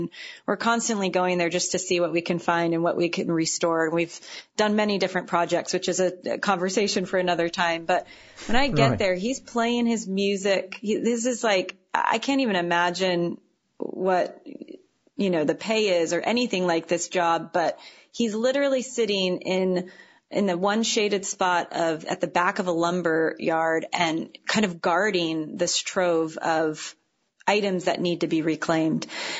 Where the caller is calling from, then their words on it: San Francisco area, California, United States; I know I'm calling from San Francisco, but I live about 12 miles north, and it feels like I live you know, 200 miles away from the city when we're there. And it's this small little hippie counterculture town.